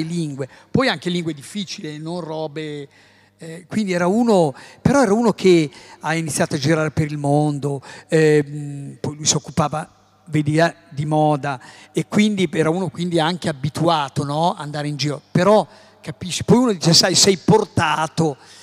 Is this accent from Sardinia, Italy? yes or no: no; Emilia-Romagna, Italy; io sono emiliano. Nasco in un paese, in un posto dove la pasta